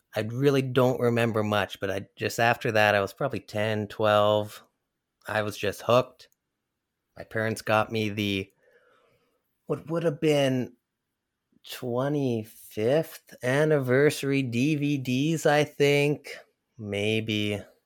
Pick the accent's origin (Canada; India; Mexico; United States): Canada; I'm Canadian